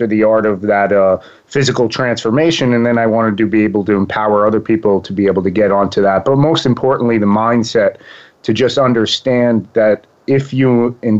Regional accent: Long Island, New York, United States; accent: East Coast; now in Boca Raton, United States; I'm from Long Island, New York

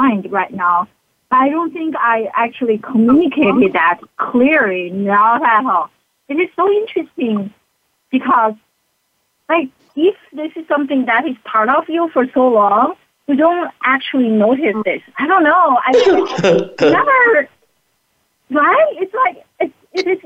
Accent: China; also born or lived in Philadelphia, United States; now in South Korea; I struggled as a kid growing up in China

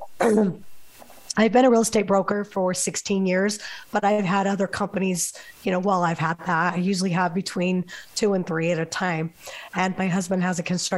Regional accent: Las Vegas, Nevada, United States; moved away; also born or lived in New Harmony, Utah; I'm from Las Vegas originally

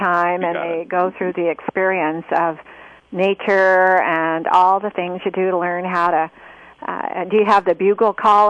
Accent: Oregon, United States; From Oregon. I'm from Oregon.

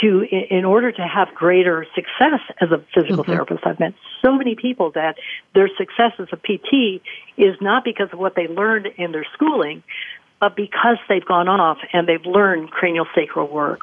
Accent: Costa Rica; I was an elite athlete growing up in Costa Rica

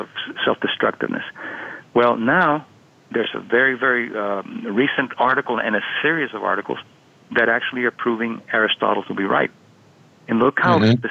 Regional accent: Miami, Florida, United States; when I was a kid, I was growing up in Miami

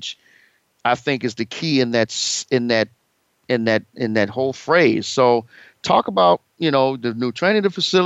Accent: Chicago, Illinois, United States; my hometown of Chicago, and I'm here in Los Angeles today

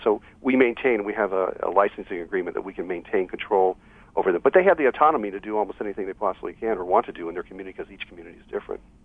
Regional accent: Hollywood, Florida, United States; now in Los Angeles, United States; my hometown of Hollywood, Florida.

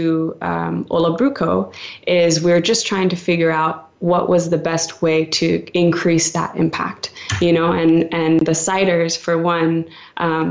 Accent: Molokai, Hawaii, United States; moved away as an adult; also born or lived in California / Colorado / Seattle / New York; I'm from Molokai, a smaller island in Hawaii, as well as California. So I was raised in both

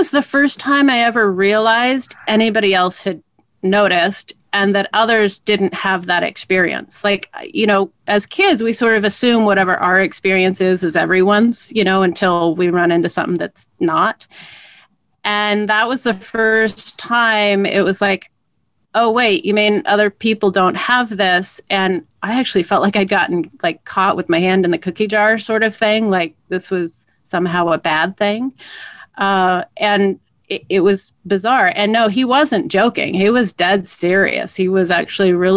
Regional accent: Portland, Oregon, United States; growing up in Portland

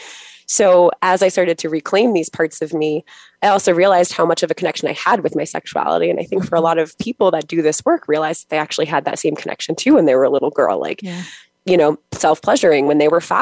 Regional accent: Long Island, New York, United States; I'm from New York on Long Island.

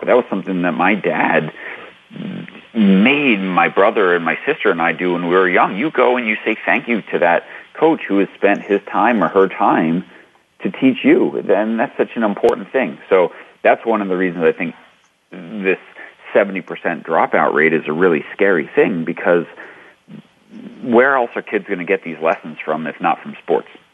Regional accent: New York City, New York, United States; I grew up in New York City or New York playing stickball

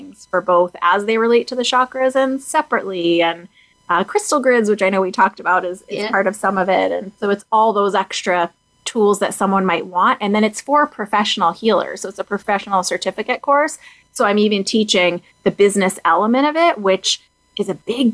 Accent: Boston, Massachusetts, United States; I'm an East Coast gal. I'm from Boston

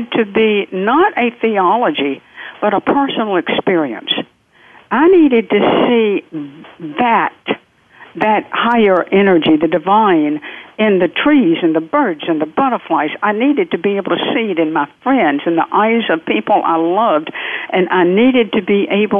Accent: the South, United States; accent: southern; I'm from the South. The accent will not change

